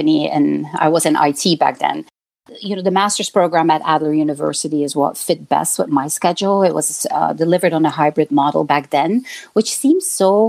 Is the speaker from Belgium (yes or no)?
yes; Belgium; moved away as an adult; now in Chicago, United States; I was born and raised in Belgium and came to the United States when I was nearly 30 years old